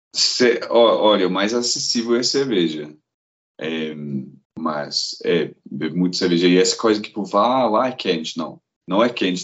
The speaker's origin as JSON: {"language": "Portuguese", "town": "Glasgow", "region": "Scotland", "country": "United Kingdom", "tie": "born or raised there", "first_language": "English", "second_language": "Portuguese", "moved": "as an adult", "lives_now": "Belo Horizonte, Brazil", "said": "eu sou de Glasgow. Lá, tipo, na Escócia, o povo come as palavras, mas ainda é lá em Glasgow. Então eu cresci com isso"}